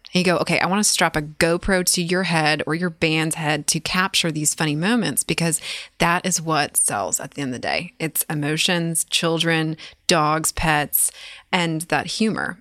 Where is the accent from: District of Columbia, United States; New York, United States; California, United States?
California, United States; moved away as an adult; now in Nashville, United States; I'm originally from California, based here in Nashville now for the last six years